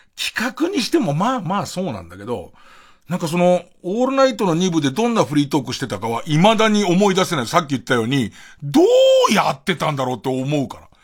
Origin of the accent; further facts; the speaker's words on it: Tokyo, Japan; 僕が田端の方 住んでて